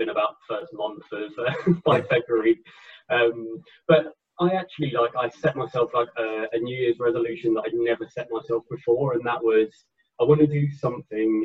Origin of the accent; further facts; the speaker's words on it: Enfield, London, United Kingdom; moved away as an adult; now in Nottingham, United Kingdom; originally I'm from Enfield in North London. I now live in Nottingham in the Midlands in the UK